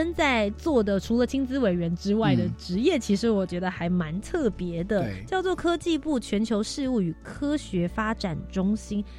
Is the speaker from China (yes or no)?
no; Taiwan; 身为一个台湾人，我出去要跟大家讲的话